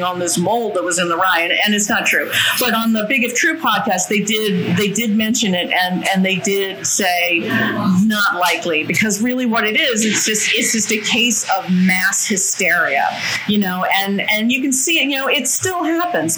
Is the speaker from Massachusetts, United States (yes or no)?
yes; South Shore, Massachusetts, United States; also born or lived in Malden; I'm from the South Shore.